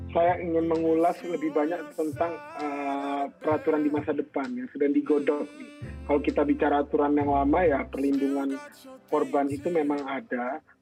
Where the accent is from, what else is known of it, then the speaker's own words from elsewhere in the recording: Bengkulu, Indonesia; bahkan di kota saya kecil sampai SMA ya di Bengkulu di kabupaten saya pula tempat saya tinggal dan besar